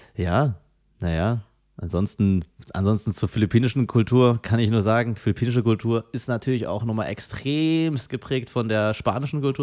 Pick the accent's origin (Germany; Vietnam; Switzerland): Germany; Frankfurt, Hesse; aus Frankfurt